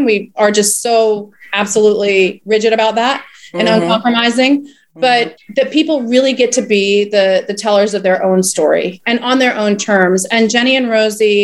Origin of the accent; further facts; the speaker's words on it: South Carolina, United States; moved away as an adult; also born or lived in Puerto Rico / Mexico; I grew up in South Carolina